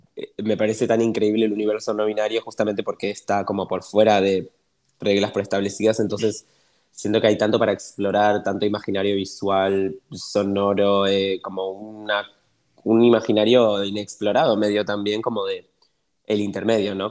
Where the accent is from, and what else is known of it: Argentina